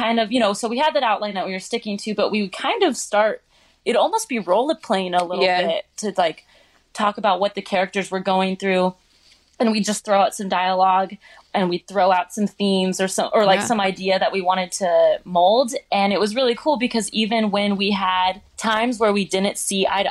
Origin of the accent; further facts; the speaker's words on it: Maple Valley, Washington, United States; moved away as an adult; now in Los Angeles, United States; I'm from Maple Valley